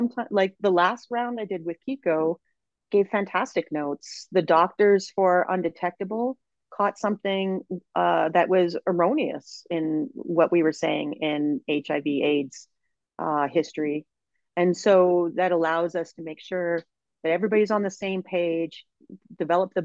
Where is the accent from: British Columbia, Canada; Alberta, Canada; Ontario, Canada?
Alberta, Canada; Edmonton; also born or lived in Sherwood Park; I grew up in Edmonton